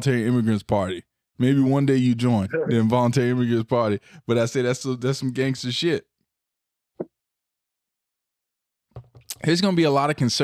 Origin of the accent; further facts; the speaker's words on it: the South, United States; I'm from the South